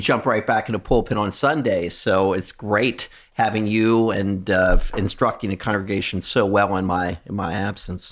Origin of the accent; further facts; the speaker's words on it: United States; we come from America